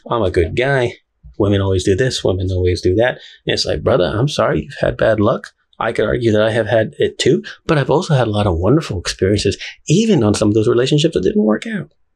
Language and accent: English; Houston, Texas, United States; also born or lived in Puerto Rico; I'm from Houston, Texas. Not really. I was born in Puerto Rico, but I grew up here. So I'm from Houston, Texas